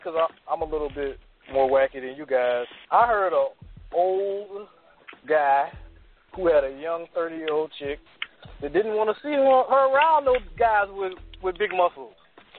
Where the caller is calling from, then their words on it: Washington, District of Columbia, United States; I'm calling from D.C.